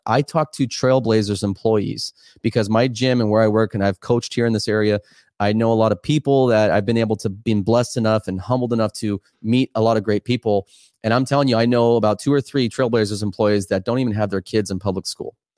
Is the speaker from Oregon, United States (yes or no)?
yes; Oregon, United States; I'm just here back in my home state